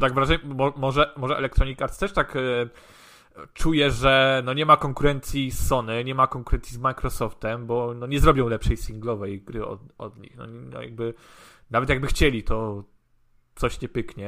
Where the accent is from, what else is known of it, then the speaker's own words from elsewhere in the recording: Gdańsk, Pomeranian Voivodeship, Poland; u nas w Gdańsku na przykład na Żabiance